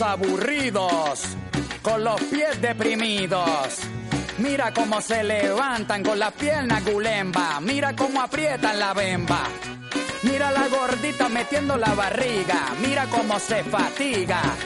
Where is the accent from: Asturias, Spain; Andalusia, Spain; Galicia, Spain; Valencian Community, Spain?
Asturias, Spain; Bañugues; salí de, de Bañugues, de mi pueblo